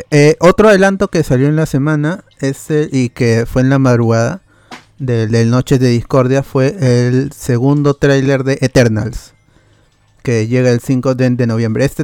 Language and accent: Spanish; Comas, Lima, Peru; born there; Yo nací en comas, pero me siento coreano.